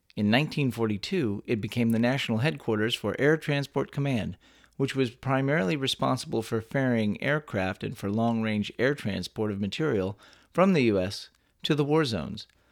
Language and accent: English; Texas, United States; born or raised there